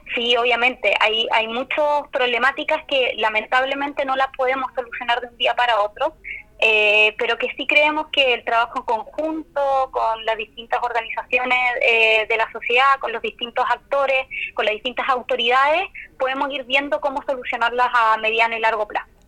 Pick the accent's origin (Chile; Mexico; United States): Chile; Puerto Montt, Los Lagos; also born or lived in Calbuco; yo soy nací en Calbuco, en la isla de las Aguas Azules. Eh, soy de Puerto Montt, em, actualmente vivo acá.